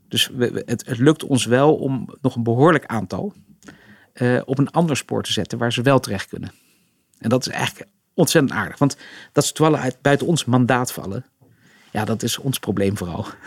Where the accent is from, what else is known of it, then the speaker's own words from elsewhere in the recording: Rotterdam, South Holland, Netherlands; we zijn natuurlijk opgegroeid in Rotterdam